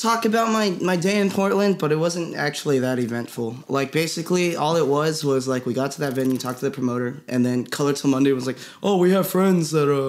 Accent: Philippines; I'm Filipino.

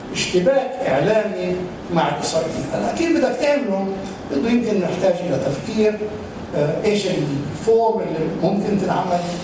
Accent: Palestine; عندنا في فلسطين احنا عندنا جامعات

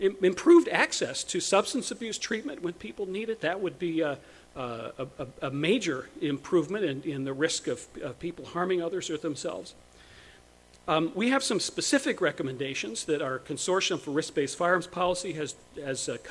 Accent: Chapel Hill, North Carolina, United States; in North Carolina, in my hometown

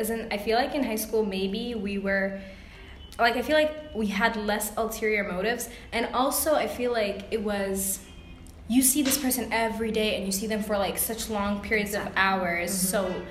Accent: United States; now in Egypt; And I'm American.

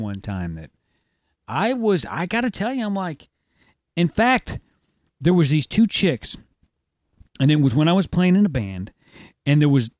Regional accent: Midwest, United States; as a Midwesterner.

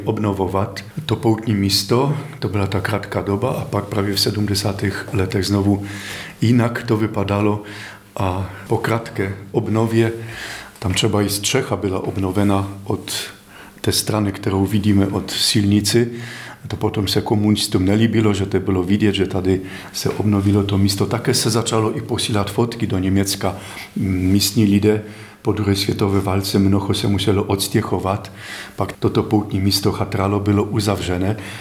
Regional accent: Poland; Czech is a second language; now in Czech Republic; Já jsem cizinec, jsem z Polska

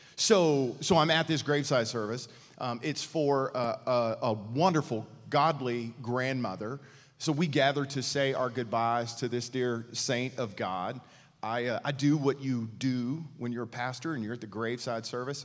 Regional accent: East Texas, United States; I grew up in East Texas

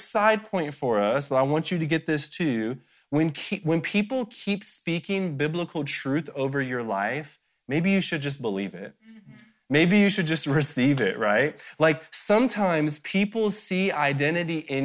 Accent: Detroit, Michigan, United States; I'm from Detroit

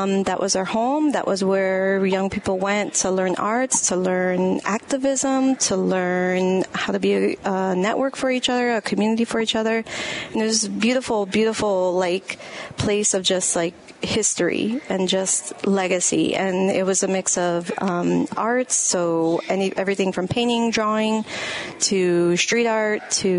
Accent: Chicago, Illinois, United States; Little Village.

